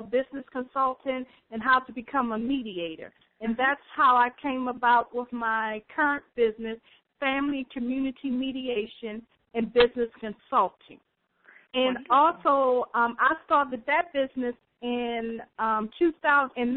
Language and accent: English; Baltimore, Maryland, United States; I'm from the Baltimore, Maryland area